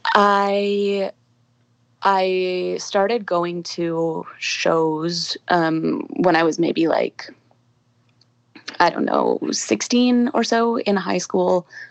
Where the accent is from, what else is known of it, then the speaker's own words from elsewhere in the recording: Calgary, Alberta, Canada; I grew up in Calgary